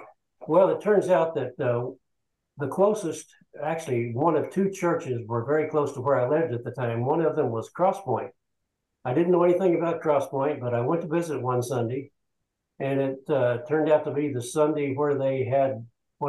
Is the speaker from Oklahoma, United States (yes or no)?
yes; Elk City, Oklahoma, United States; moved away as an adult; also born or lived in Puerto Rico / Colombia / Venezuela; now in McKinney, United States; I grew up in Oklahoma, a little town in western Oklahoma, Elk City, and got my college education in Oklahoma.